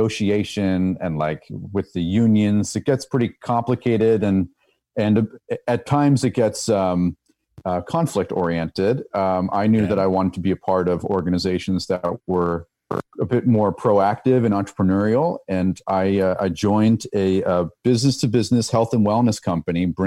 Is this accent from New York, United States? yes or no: yes; New York, United States; moved away as an adult; now in France; I was born and raised in New York